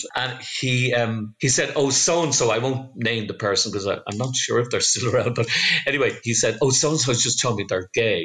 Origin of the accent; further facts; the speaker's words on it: Dublin, Leinster, Ireland; also born or lived in Brussels / Derry / Donegal; I grew up in Donnybrook